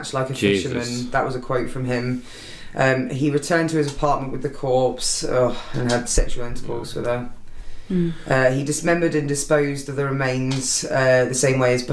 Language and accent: English; Walton-on-Thames, South East England, United Kingdom; my hometown